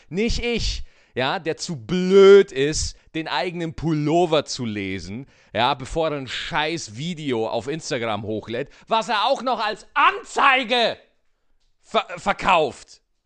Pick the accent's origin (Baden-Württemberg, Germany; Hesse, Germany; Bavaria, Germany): Bavaria, Germany; Schwarzach; Schwarzach in Bayern, wo ich aufgewachsen bin, liegt in der Nähe des Bayerischen Waldes